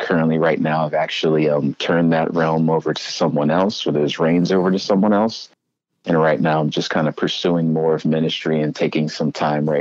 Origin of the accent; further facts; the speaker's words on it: Felton, Delaware, United States; moved away as an adult; now in Bridgeport, United States; Originally, I'm from Felton, Delaware. It's a small town in Delaware.